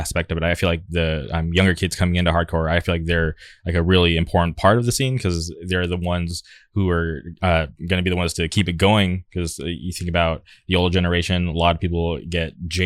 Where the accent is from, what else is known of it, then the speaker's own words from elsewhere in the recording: Palm Springs, California, United States; where I grew up in the Palm Springs area